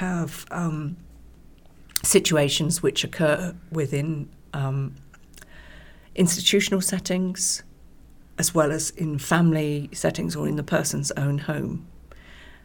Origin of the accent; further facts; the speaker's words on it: West Country, South West England, United Kingdom; now in East Anglia, United Kingdom; I was born and brought up in the West Country, so not too far from Wales.